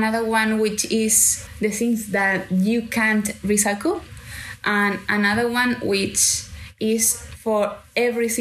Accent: Canary Islands, Spain; English is a second language; moved away as an adult; now in London, United Kingdom; I'm from Canary Islands

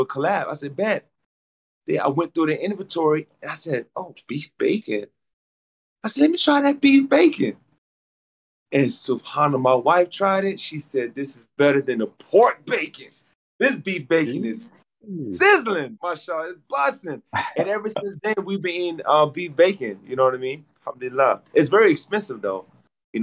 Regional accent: Atlanta, Georgia, United States; I'm from Atlanta

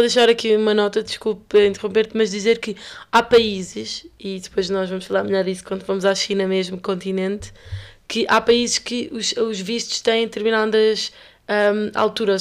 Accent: Lisbon, Portugal; nós que somos de Lisboa

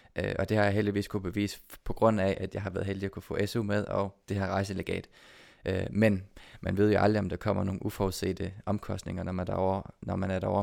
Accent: Odense, Southern Denmark, Denmark; nu er jeg født og opvokset i Odense

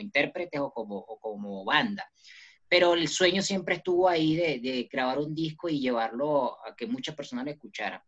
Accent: Venezuela; now in Bogotá, Colombia; nací en Venezuela y, eh, soy también colombiano por mis padres y ahorita, en este momento, me encuentro en Bogotá, Colombia

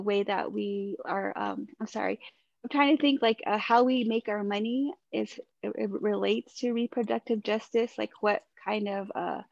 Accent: Shiprock, New Mexico, United States; moved away; I moved back to my hometown of Shiprock

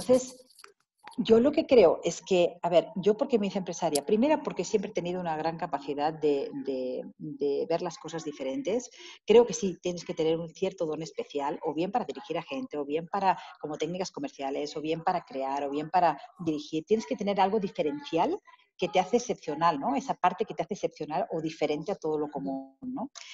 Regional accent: Spain; moved away as an adult; now in Mexico; yo me fui de España precisamente porque, por mi inquietud de aprender más

